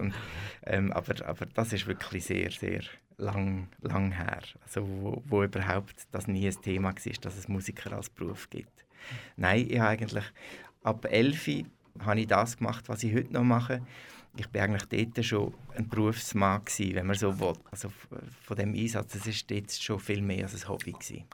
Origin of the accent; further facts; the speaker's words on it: Möriken, Aargau, Switzerland; also born or lived in Brugg; ich bin einfach im Spital in Bruck geboren. Äh, aufgewachsen bin ich in Möriken, Möriken bei Lenzburg